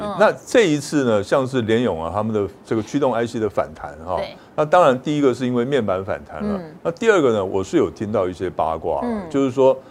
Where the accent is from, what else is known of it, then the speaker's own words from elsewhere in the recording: Pingtung County, Taiwan; 跟你一样，对对对对对，哎，我们屏东人嘛